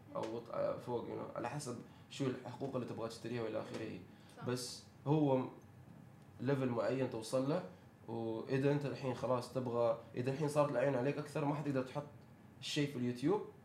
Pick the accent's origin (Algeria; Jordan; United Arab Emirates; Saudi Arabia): United Arab Emirates; عندنا في الامارات